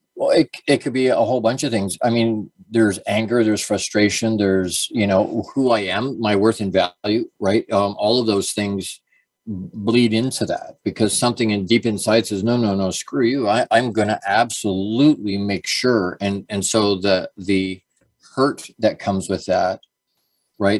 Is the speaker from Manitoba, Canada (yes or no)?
no; Dorchester, Ontario, Canada; also born or lived in Toronto, Canada; I was born in Toronto, actually, uh, and then we moved to Dorchester. But at a really, really young age